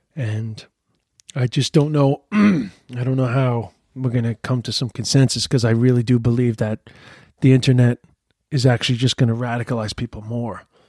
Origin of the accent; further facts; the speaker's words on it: New York City, New York, United States; I'm from Queens